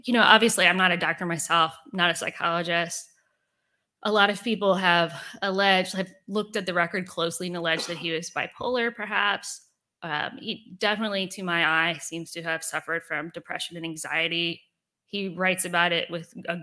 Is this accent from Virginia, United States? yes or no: yes; Richmond, Virginia, United States; growing up in Richmond, if you're from here